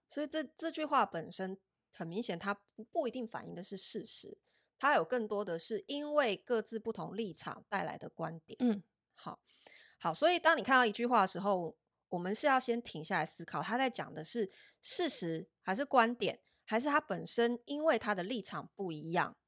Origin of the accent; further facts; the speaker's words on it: Taiwan; 我们台湾人 D N A 里面比较缺乏的